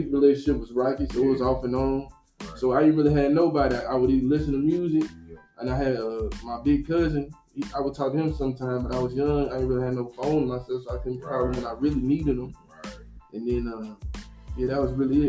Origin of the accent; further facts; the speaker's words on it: Nashville, Tennessee, United States; I'm an artist from East Nashville, Tennessee